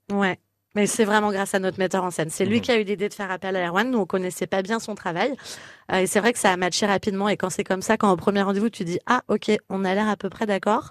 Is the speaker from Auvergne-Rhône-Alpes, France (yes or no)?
no; Corsica, France; moved away; mon île que j'aime tant